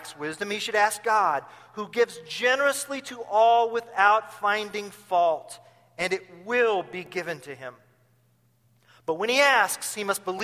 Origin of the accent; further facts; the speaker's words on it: Tulsa, Oklahoma, United States; now in Champaign, United States; my hometown is in Tulsa